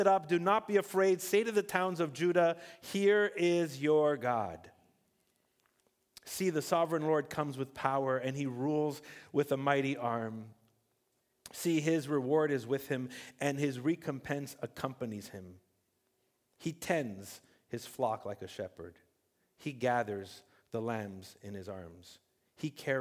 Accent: Montreal, Quebec, Canada; also born or lived in Ontario; I was born in Ontario, and then we moved to Montreal in the early 80s, and I was about 8 years old

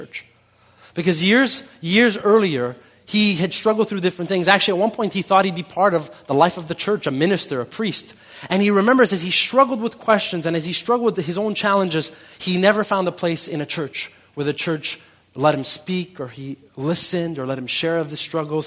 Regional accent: Montreal, Quebec, Canada; I grew up here in Quebec and I grew up in Montreal, so I know a lot about this culture

